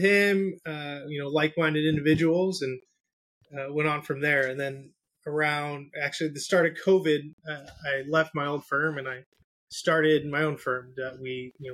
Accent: San Diego, California, United States; Born and raised in Southern California, San Diego

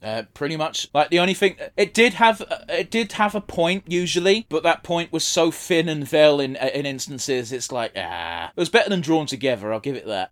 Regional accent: United Kingdom; we're from Britain

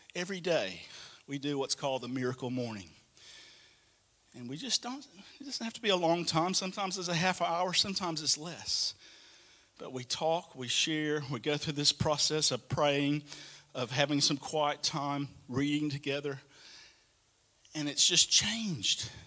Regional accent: Alabama, United States; moved away as an adult; also born or lived in Atlanta, Georgia; now in Australia; I still kind of felt like Alabama was home.

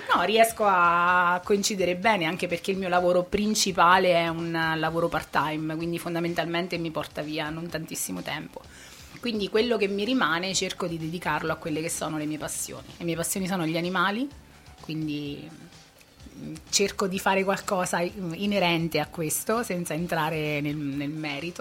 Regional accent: Ascoli Piceno, Marche, Italy; moved away as an adult; now in Spinetoli, Italy; Io sono nata proprio al centro di Ascoli

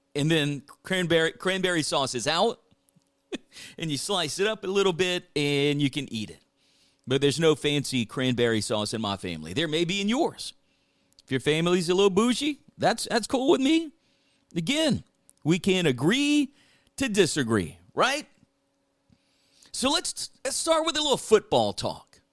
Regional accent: South Louisiana, United States; growing up in South Louisiana

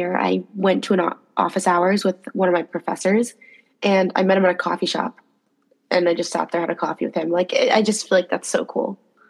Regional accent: New Mexico, United States; moved away as an adult; now in New York, United States; I'm from New Mexico. I would not be making the same cool connections in my suburban hometown

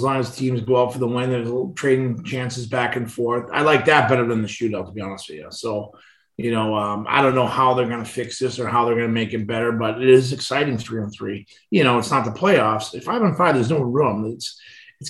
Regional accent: Boston, Massachusetts, United States; also born or lived in Medford, Massachusetts; we moved from East Boston out to Medford

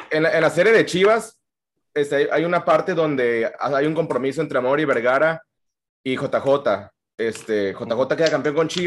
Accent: Mexico; como mexicano

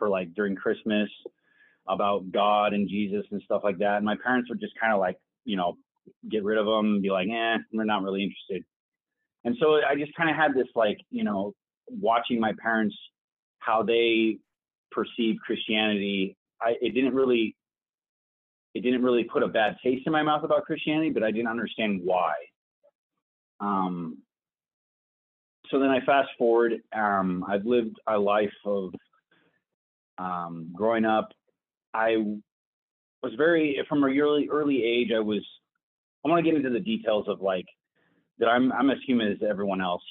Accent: Oregon City, Oregon, United States; also born or lived in Bend, Oregon / Boise, Idaho; I was born in Oregon City, Oregon.

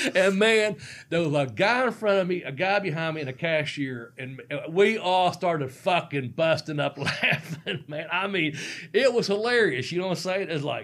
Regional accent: Cincinnati, Ohio, United States; I'm from Cincinnati.

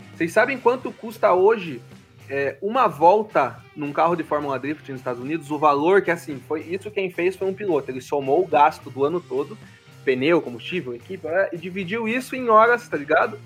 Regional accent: Curitiba, Paraná, Brazil; eu que sou do Paraná, né? De Curitiba

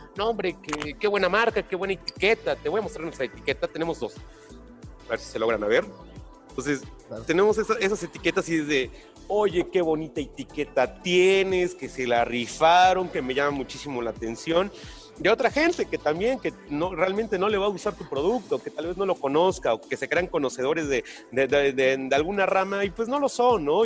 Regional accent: Oaxaca, Mexico; los empresarios somos oaxaqueños

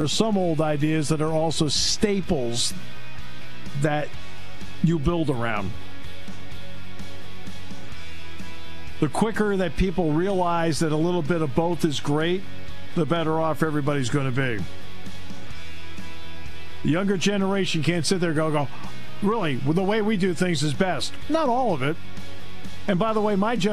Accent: Connecticut, United States; moved away; when I was a kid, I grew up in Connecticut.

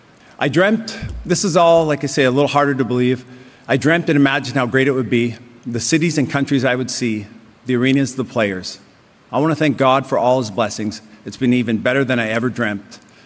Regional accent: St. Albert, Alberta, Canada; growing up in St. Albert, just outside Edmonton

